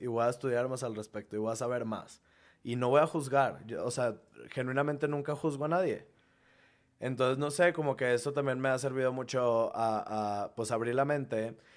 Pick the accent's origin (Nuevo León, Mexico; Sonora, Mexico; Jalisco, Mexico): Nuevo León, Mexico; Monterrey; moved away as an adult; now in Mexico City, Mexico; nuestro gentilicio es regiomontanos